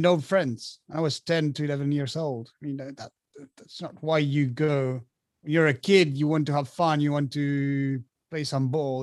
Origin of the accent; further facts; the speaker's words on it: Argentina; moved away as an adult; now in France; I was born and raised in Argentina, so I, I lived there since I was uh, since I was born till I was about 25